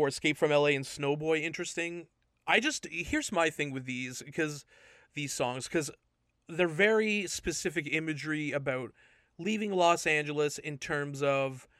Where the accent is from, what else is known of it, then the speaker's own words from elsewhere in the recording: Toronto, Ontario, Canada; my Toronto pride